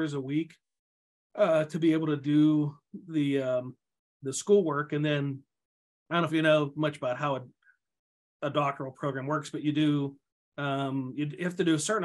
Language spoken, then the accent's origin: English; outside of Pittsburgh, Pennsylvania, United States; moved away as an adult; also born or lived in Ohio; now in Minnesota, United States; my hometown outside of Pittsburgh